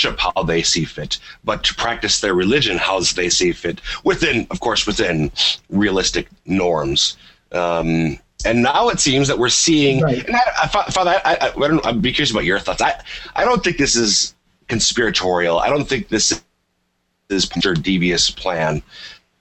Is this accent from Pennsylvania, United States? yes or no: no; Minnesota, United States; I'm from Minnesota. I lived for several years in Minneapolis